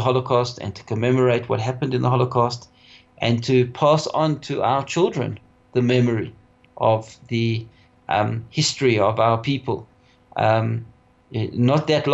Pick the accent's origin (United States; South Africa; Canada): South Africa; for us Jews in South Africa, primarily, we come from Lita, we come from Lithuania, and that's where our roots are